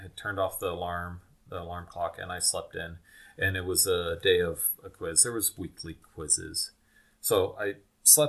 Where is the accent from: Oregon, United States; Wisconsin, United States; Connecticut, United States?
Wisconsin, United States; moved away; also born or lived in Logan, Utah / Utah; I spent the first half of my life in Wisconsin. And then later the family moved back to Utah